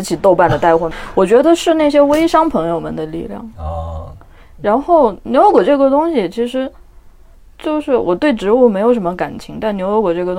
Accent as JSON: {"language": "Chinese", "region": "Yunnan", "country": "China", "said": "我对云南南方真的不熟悉，我是云南的北方人，但我觉得我的未来还是在热带。"}